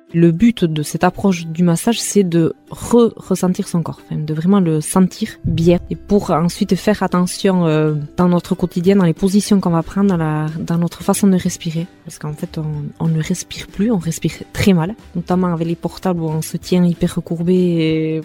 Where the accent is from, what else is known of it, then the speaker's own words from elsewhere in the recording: Hasparren, Nouvelle-Aquitaine, France; first language Basque; French is a second language; also born or lived in Mendionde; je suis native d'Asparin, j'ai 41 ans